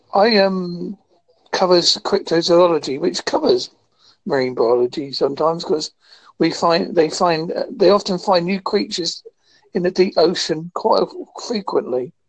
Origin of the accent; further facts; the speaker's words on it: United Kingdom; I'm from Britain